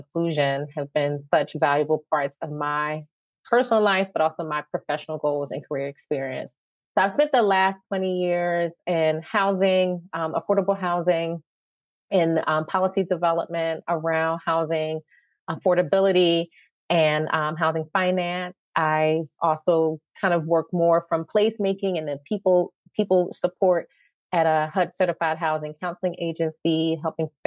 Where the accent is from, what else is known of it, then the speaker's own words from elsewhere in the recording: Philadelphia, Pennsylvania, United States; moved away as an adult; So I am a North Philly girl, born and raised, although I have spent time in other parts of our fair country and also other parts of the world. But Philly is my home, and I've come back here, and I never let go of my accent